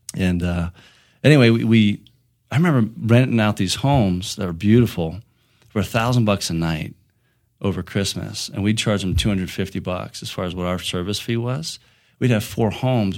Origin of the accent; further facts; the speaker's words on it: Ligonier, Pennsylvania, United States; moved away as an adult; now in Colorado, United States; I grew up in southwestern Pennsylvania. I grew up in a small town called Ligonier.